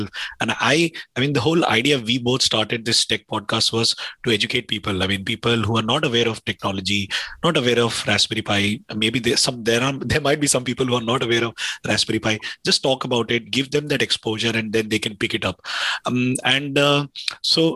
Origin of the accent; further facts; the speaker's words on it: India; I come from India. I grew up in India